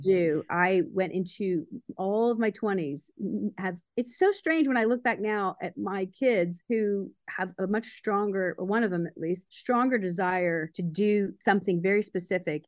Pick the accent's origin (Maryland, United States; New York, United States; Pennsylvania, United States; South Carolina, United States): Maryland, United States; Baltimore; I grew up in Baltimore, Maryland